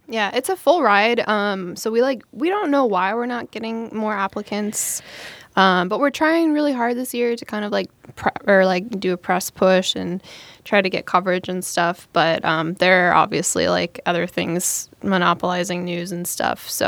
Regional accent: Streamwood, Illinois, United States; my hometown's women's club, I was like, Streamwood Women's Club. And, like, my hometown is tiny. It's, it's, it's like a northwest suburb of Chicago

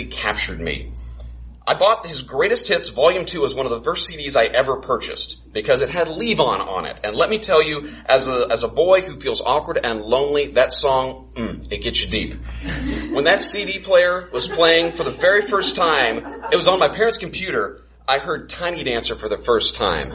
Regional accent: Carbondale, Illinois, United States; also born or lived in Champaign, Illinois / Rockford, Illinois / Peoria, Illinois; I'm from Carbondale

